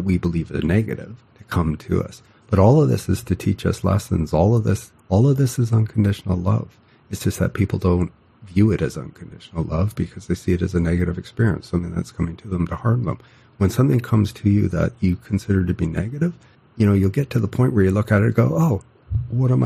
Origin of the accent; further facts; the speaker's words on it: Canada; I'm Canadian